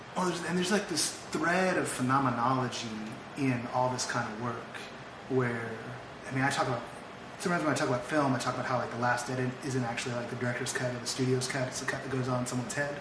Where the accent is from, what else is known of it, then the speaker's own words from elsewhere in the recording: the Bay Area, California, United States; now in Los Angeles, United States; I'm from the Bay